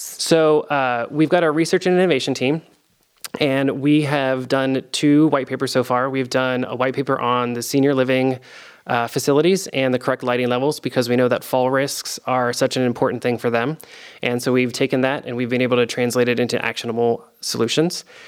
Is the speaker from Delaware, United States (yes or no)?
yes; Delaware, United States; also born or lived in Virginia; now in Columbus, United States; I'm from Delaware, the state uh, originally